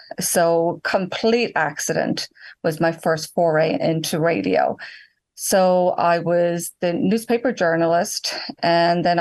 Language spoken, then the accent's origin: English; near Waterford, Munster, Ireland; now in Fredericksburg, United States; I grew up in Ireland, Southeast Ireland, real close to Waterford